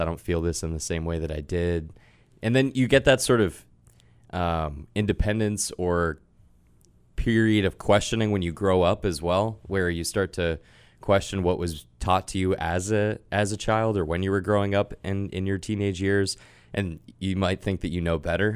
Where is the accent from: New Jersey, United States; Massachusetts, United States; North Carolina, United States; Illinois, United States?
Massachusetts, United States; Sudbury; I grew up in Sudbury, Massachusetts